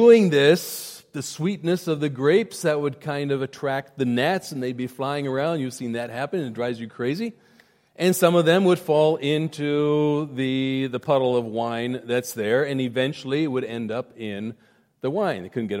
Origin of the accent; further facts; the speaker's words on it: India; When I was growing up in India, my parents were there. They would whitewash their homes.